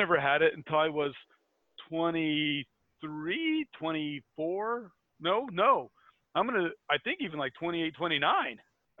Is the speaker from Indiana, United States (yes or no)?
yes; Indiana, United States; I'm from Indiana